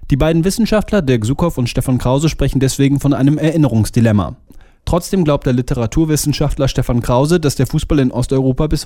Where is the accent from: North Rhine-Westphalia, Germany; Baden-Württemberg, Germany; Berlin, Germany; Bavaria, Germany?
North Rhine-Westphalia, Germany; Cologne; Und auch die regionale Identifikation kenne ich noch gut aus meiner Heimat, aus Köln, wo sich jeder für einen Fan des ersten FC Kölns hält.